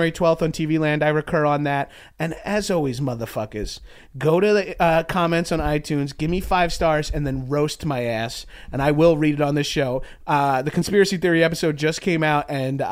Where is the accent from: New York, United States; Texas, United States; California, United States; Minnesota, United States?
New York, United States; now in Los Angeles, United States; And I'm from New York